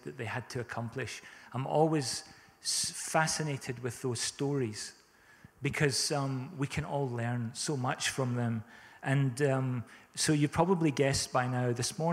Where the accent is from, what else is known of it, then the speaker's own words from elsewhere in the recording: South Africa; now in Scotland, United Kingdom; We grew up in South Africa, and we experienced drought a lot